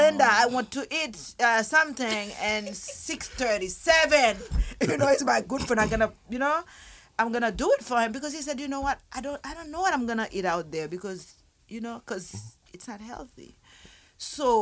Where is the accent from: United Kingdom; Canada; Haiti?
Haiti; I'm just from Haiti